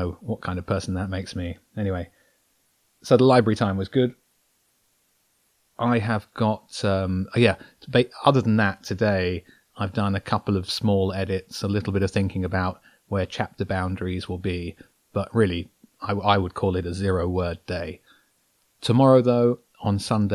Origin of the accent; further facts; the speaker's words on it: Brighton, South East England, United Kingdom; I'm a guy from Brighton who likes to write